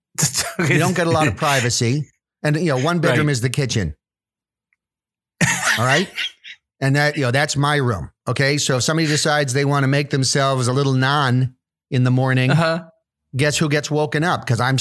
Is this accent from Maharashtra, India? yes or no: yes; Mumbai, Maharashtra, India; born there; Yeah, I was born in Mumbai.